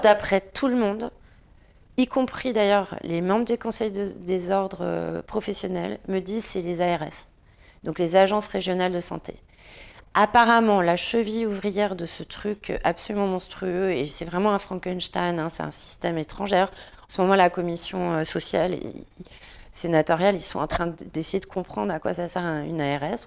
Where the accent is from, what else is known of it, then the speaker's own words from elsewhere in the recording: France; en tant que Français